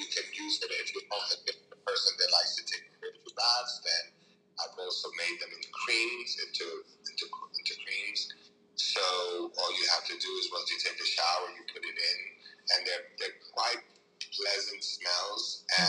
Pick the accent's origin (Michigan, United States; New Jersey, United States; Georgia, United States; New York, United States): New Jersey, United States; And the reason that it's 862 is I came from New Jersey.